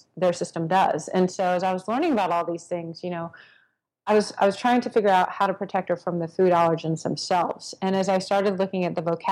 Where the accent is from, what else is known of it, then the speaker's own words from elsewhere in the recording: Texas, United States; I grew up in Texas